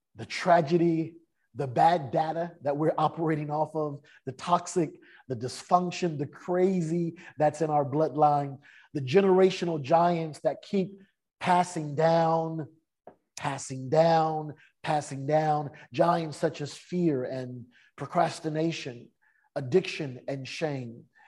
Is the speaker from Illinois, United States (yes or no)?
no; San Francisco, California, United States; now in Southern California, United States; I was mm. raised in San Francisco